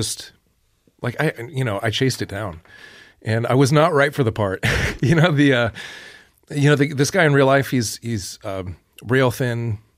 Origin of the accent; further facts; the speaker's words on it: Niceville, Florida, United States; Niceville, Florida is